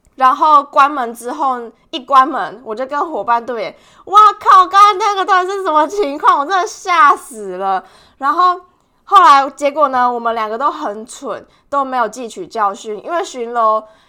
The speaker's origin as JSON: {"language": "Chinese", "region": "Tainan", "country": "Taiwan", "moved": "as an adult", "lives_now": "Melbourne, Australia", "said": "我是台南人"}